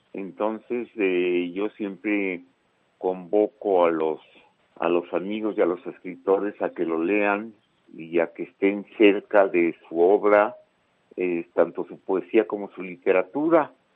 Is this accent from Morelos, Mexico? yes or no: no; Chihuahua, Mexico; éramos casi de la misma edad y somos de Chihuahua